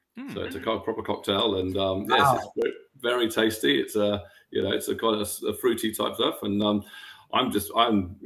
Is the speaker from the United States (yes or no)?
no; England, United Kingdom; I'm from England